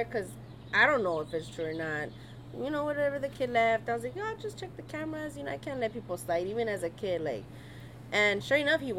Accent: Los Angeles, California, United States; born or raised there

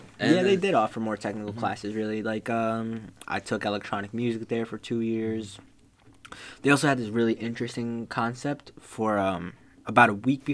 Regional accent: Dunellen, New Jersey, United States; also born or lived in Plainfield, New Jersey; I grew up sort of in Plainfield for a bit.

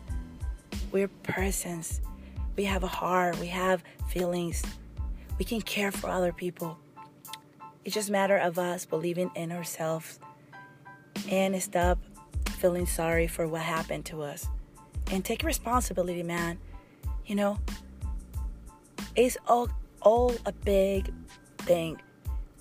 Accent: Mexico; English is a second language; moved away as an adult; I came when I was 19 from Mexico, and I work really, really hard to kind of speak really good

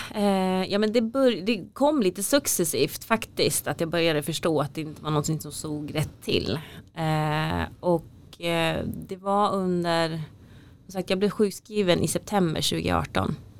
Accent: Falun, Dalarna County, Sweden; moved away as an adult; also born or lived in South Korea / Uppsala; har jag vuxit upp i, i Falun

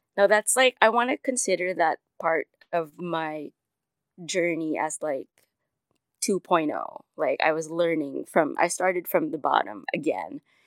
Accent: Manila, Metro Manila, Philippines; I was born and raised in Manila, Philippines.

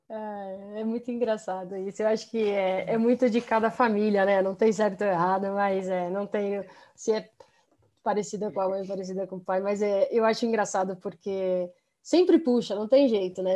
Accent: Brazil; also born or lived in United States; nós crescemos aqui no, no Brasil mas com 18 anos a gente foi, eu e meu irmão, nós fomos fazer faculdade fora, então, então nós ficamos aí sete anos morando nos Estados Unidos

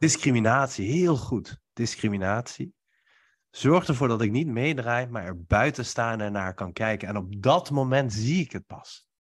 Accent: Nijmegen, Gelderland, Netherlands; terug naar Nijmegen, naar huis met kerst, waar ik nu ook woon.

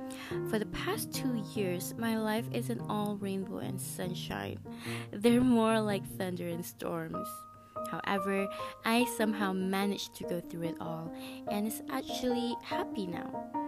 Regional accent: Malaysia; I am your host … I am a Malaysian fashion student

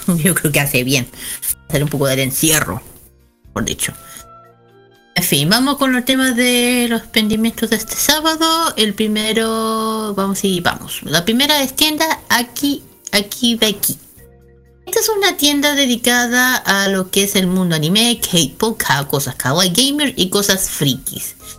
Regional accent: Chile; soy de Chile.

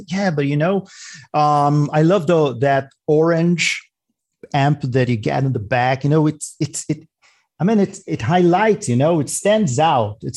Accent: New York, United States; now in Atlanta, United States; I'm from New York.

